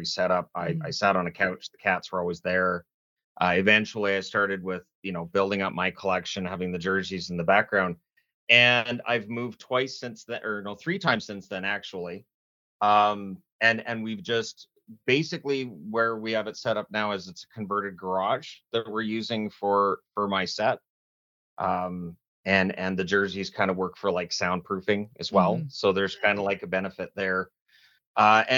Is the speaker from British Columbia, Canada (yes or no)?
yes; British Columbia, Canada; also born or lived in Ontario / Newfoundland; I was born in Ontario. I lived in Newfoundland. I moved around Canada a bit, but by the time I was four, I was planted in BC.